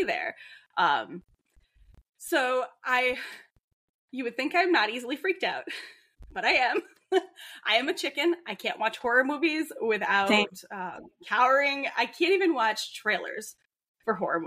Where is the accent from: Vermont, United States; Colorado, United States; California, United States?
Vermont, United States; I'm from Vermont